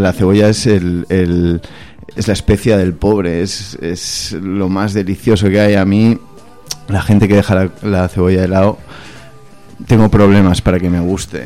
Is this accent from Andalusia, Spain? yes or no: no; Barcelona, Catalonia, Spain; also born or lived in Madrid; Yo he crecido en Barcelona, a pesar de que nací en Madrid